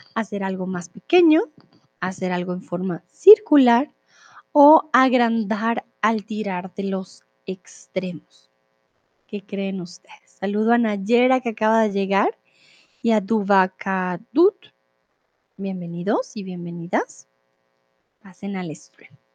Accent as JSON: {"language": "Spanish", "country": "Colombia", "moved": "yes", "lives_now": "Mexico", "said": "soy de Colombia, ahora estoy en México"}